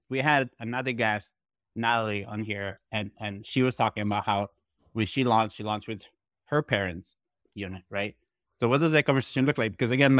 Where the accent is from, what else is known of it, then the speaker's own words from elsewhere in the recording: Italy; moved away; when I came from Italy, like 12 years ago, like the only way to keep in touch with friends was emails.